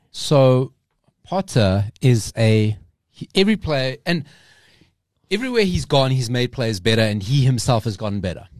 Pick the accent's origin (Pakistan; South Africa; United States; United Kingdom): South Africa; we're South African